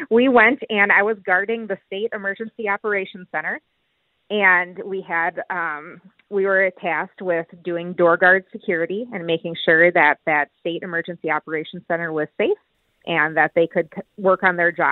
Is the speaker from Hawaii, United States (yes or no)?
no; Minnesota, United States; I am from Minnesota, so I was involved in the largest state activation in Minnesota history for civil unrest.